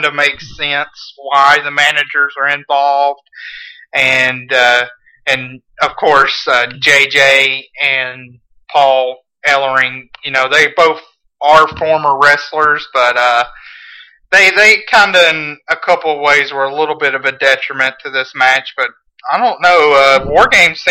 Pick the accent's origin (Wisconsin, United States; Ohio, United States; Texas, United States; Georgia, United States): Georgia, United States; Atlanta; growing up in the Atlanta area